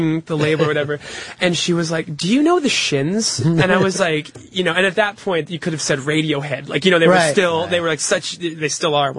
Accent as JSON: {"language": "English", "region": "Connecticut", "country": "United States", "tie": "born or raised there", "moved": "yes", "said": "I grew up in Connecticut"}